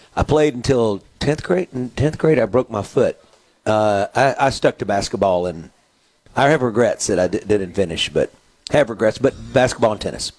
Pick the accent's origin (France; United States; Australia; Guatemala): United States; Mississippi; growing up in Mississippi is we have a lot of small towns